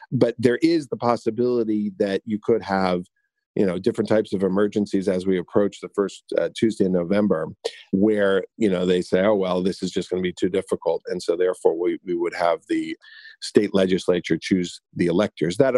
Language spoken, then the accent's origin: English; New York, United States; I'm from New York.